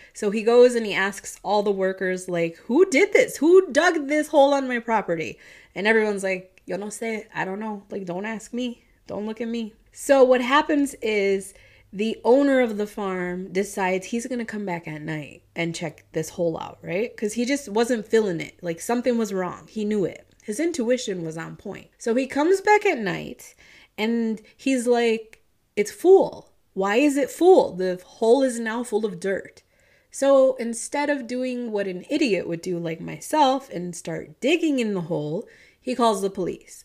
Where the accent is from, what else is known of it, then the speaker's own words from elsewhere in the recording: Midwest, United States; accent: Midwestern intertwined with Southern twang; My Midwestern accent is, like, intertwined with the Southern twang